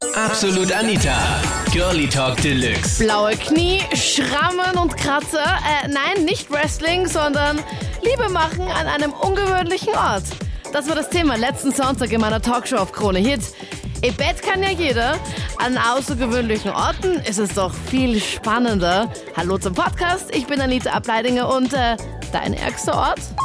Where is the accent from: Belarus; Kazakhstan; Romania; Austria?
Austria; Linz, Upper Austria; ich komme aus Linz und ich fahre oft Linz-Wien die Strecke